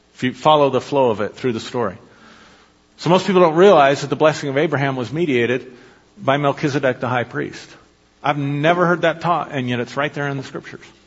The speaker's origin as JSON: {"language": "English", "country": "United States", "said": "I'm an American. It's all I've ever been"}